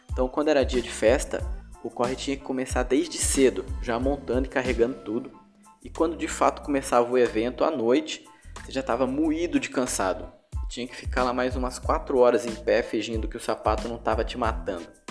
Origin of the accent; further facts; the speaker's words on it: Ariquemes, Rondônia, Brazil; lá na minha cidade, em Ariquemes, Rondônia